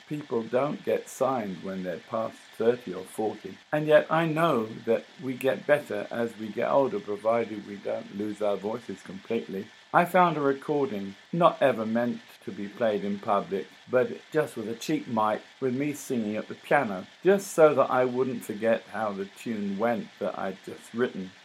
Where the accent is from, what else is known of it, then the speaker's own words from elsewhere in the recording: London, United Kingdom; I'm a Londoner, not a New Yorker